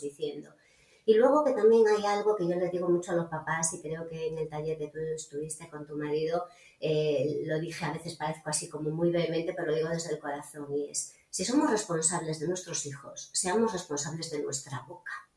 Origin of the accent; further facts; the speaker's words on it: Galicia, Spain; soy gallega